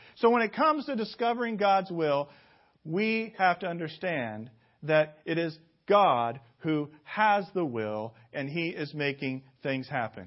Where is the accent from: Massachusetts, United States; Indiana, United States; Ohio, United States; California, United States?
Indiana, United States; Indianapolis; my hometown of Indianapolis